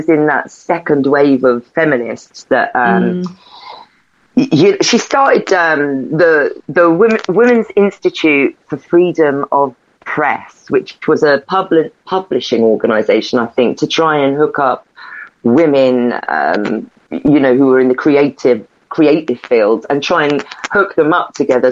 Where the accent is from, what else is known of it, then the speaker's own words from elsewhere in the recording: Stevenage, East of England, United Kingdom; my hometown in Stevenage